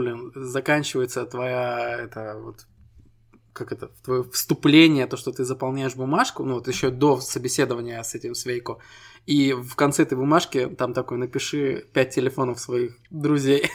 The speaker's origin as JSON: {"language": "Russian", "country": "Estonia", "said": "Мы ребята из Эстонии"}